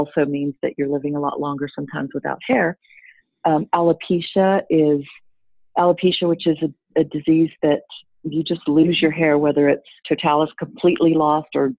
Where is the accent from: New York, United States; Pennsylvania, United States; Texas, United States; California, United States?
Texas, United States; accent: southern; moved away; also born or lived in Singapore / Dubai; a Texas girl